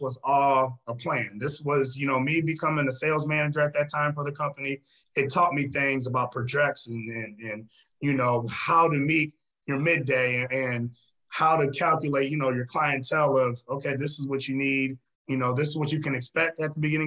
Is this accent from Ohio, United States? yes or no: yes; Fremont, Ohio, United States; moved away; my first training job was in my hometown in Fremont, Ohio